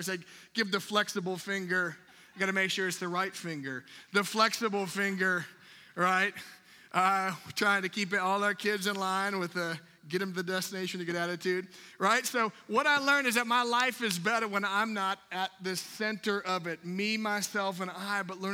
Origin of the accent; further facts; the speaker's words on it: Minnesota, United States; I'm from Minnesota, I was up in Minnesota